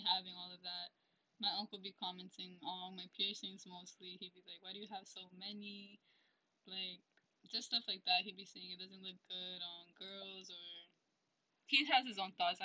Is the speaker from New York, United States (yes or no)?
no; New Jersey, United States; I am from New Jersey, but my parents are originally from Ecuador